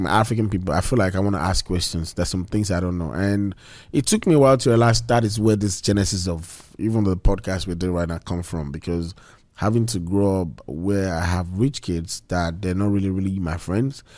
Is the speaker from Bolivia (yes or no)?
no; Nigeria; moved away as an adult; also born or lived in Malaysia; now in United States; back in Nigeria